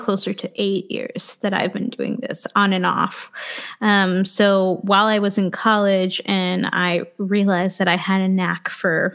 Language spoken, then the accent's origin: English; New York City, New York, United States; I grew up in Queens